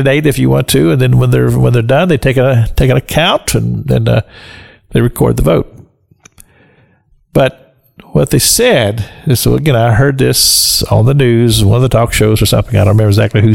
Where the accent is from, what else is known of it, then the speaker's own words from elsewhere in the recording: Kentucky, United States; I grew up in Kentucky